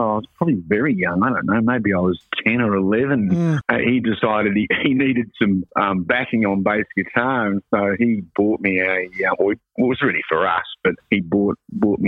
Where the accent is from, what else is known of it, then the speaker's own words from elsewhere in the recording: Melbourne, Victoria, Australia; also born or lived in Auckland, New Zealand; I was actually born in Auckland, New Zealand, and then my family moved over here in 69 to Melbourne